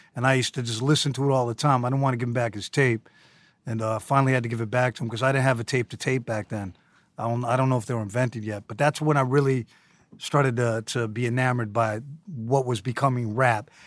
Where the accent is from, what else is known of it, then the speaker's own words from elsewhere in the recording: New York City, New York, United States; also born or lived in San Francisco, California; I moved here when I was two, and I grew up on the Lower East Side of Manhattan